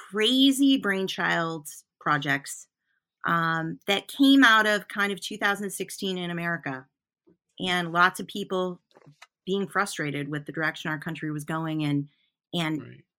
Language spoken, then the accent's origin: English; Newport, Vermont, United States; I call myself I'm a traveling artist, and you know I'm from Newport, Vermont. Newport, Vermont's where my home is, my house is.